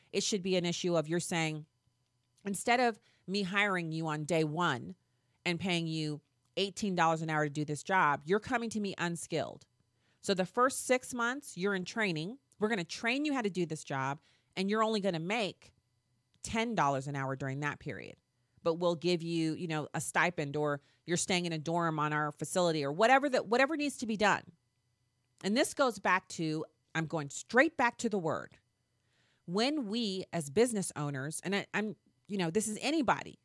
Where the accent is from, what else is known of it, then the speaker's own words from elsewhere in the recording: Missouri, United States; my home state